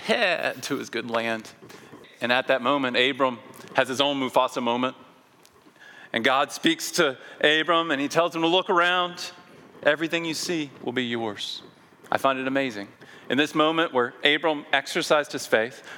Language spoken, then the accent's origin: English; Memphis, Tennessee, United States; in my hometown in Memphis, Tennessee